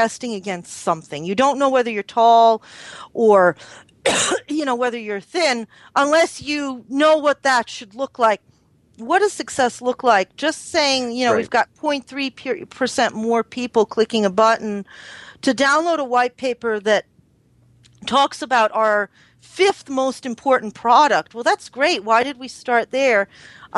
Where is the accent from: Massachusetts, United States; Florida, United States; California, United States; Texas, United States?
Massachusetts, United States; Boston; growing up in Boston